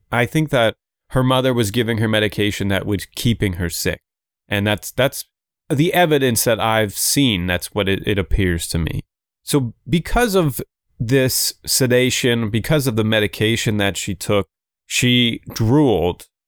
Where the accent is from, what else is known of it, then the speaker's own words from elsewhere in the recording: Canada; I am Canadian